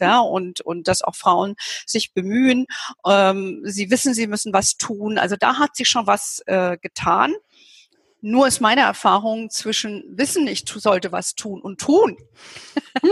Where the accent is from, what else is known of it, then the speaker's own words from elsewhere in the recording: Hesse, Germany; now in Bavaria, Germany; ich bin ja lebe ja hier in Bayern und komme ja gebürtig aus Hessen.